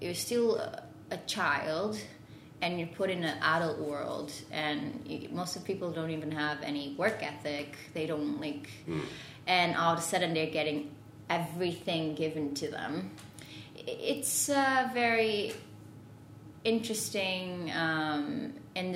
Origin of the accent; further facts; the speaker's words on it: Porto, Norte, Portugal; English is a second language; moved away as an adult; also born or lived in Lisbon, Portugal / London, United Kingdom / Paris, France; I'm from Porto in Portugal